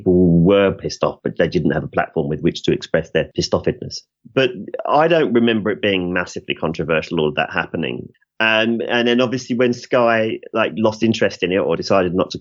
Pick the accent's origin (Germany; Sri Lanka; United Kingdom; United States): United Kingdom; England; we're English